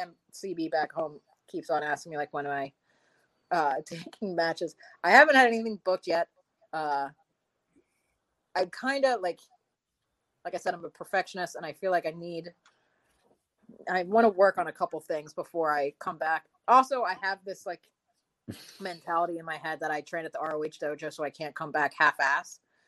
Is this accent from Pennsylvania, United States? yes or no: yes; Philadelphia, Pennsylvania, United States; me shit from being from Philadelphia. He's like, you are a Philly girl through and through.